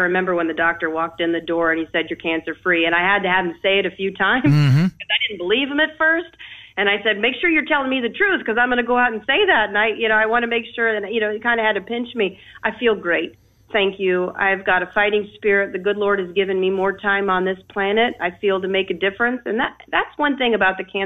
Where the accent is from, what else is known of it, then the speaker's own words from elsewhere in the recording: Troy, Ohio, United States; now in Florida, United States; growing up in Troy, Ohio, blue-collared manufacturing community